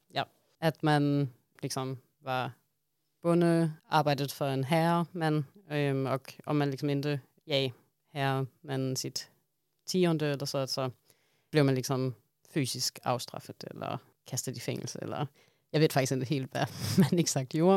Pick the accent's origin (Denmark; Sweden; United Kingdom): Denmark; accent: strong Danish accent; Swedish is a second language; moved away; jag är en dansk marxist